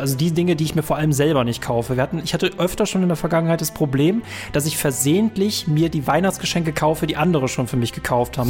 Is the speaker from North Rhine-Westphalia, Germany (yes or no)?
yes; North Rhine-Westphalia, Germany; also born or lived in Bonn; wir in NRW